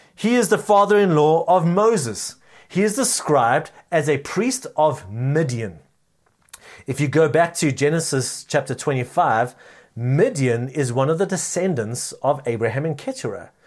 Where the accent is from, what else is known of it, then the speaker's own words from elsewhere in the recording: South Africa; our culturally rich nation